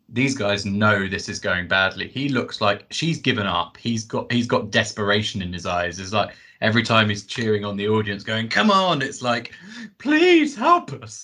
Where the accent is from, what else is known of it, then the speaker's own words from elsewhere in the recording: United Kingdom; we're British